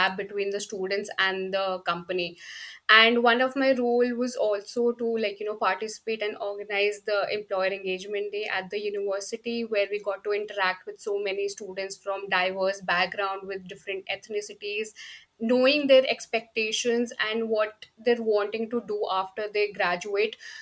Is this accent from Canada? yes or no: no; India; moved away as an adult; also born or lived in Delhi, India; now in United Kingdom; I am actually from India and I did my schooling from India.